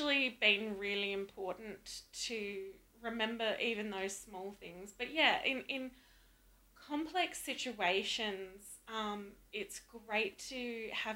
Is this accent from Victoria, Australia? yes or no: yes; Melbourne, Victoria, Australia; moved away; also born or lived in Adelaide / Bendigo; I was born in Adelaide, but I grew up primarily in Melbourne and Bendigo in Victoria